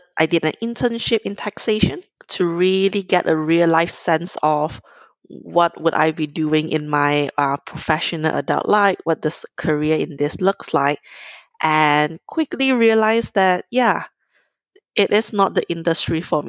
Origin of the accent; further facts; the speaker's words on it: Kuala Lumpur, Malaysia; I'm originally from Malaysia, grew up in Kuala Lumpur